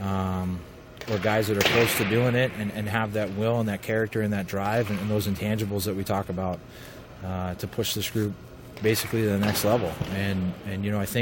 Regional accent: Boston, Massachusetts, United States; moved away as an adult; also born or lived in West Point; I grew up in Boston, and I played Division I college hockey at West Point.

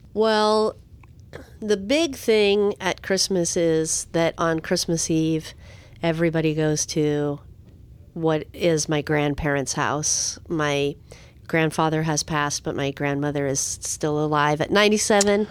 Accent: San Diego, California, United States; When I was young, growing up in San Diego

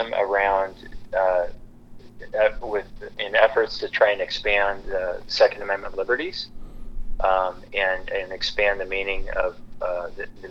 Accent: Lewiston, Idaho, United States; moved away as an adult; now in Sandpoint, United States; I grew up in Lewiston, which is about 200 miles south

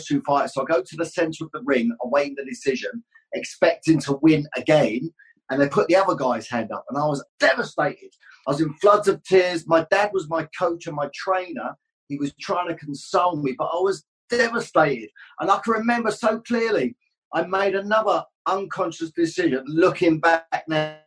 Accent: Luton, East of England, United Kingdom

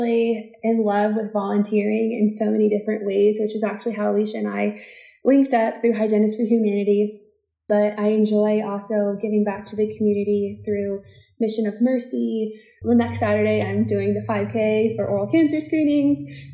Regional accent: Maryland, United States; also born or lived in Newton, Massachusetts; I am a Maryland native. I grew up in Maryland

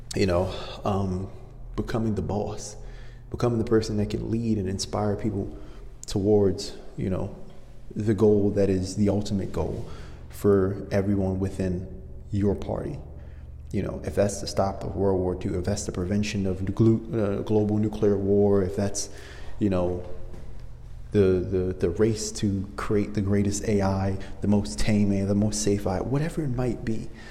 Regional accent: Maryland, United States; now in Los Angeles, United States; I'm from Maryland, and so I'm used to very cold winters

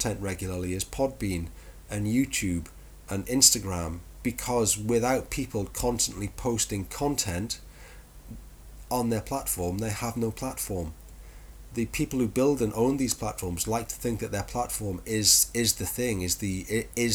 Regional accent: United Kingdom; we are British.

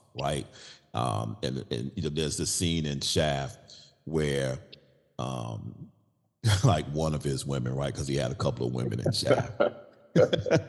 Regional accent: New York City, New York, United States; as a young boy growing up in Brooklyn, New York

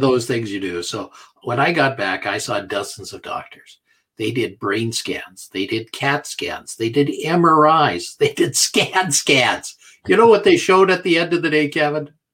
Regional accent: Canada; I'm a Canadian

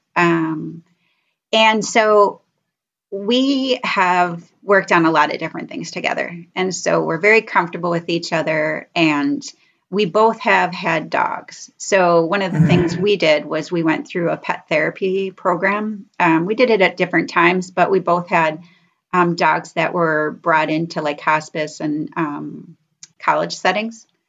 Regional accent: Rochester, New York, United States; moved away as an adult; now in Rochester, Minnesota, United States; I'm from Rochester. So we're both from New York

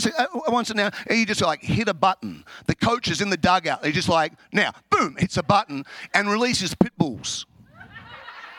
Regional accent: Australia; now in Chicago, United States; I'm an Australian, if you haven't guessed. I live in America.

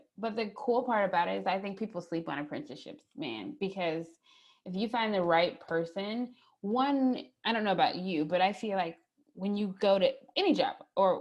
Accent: St. Louis, Missouri, United States; now in Columbia, United States; I'm originally from St. Louis, Missouri, but I currently live in Columbia, Missouri

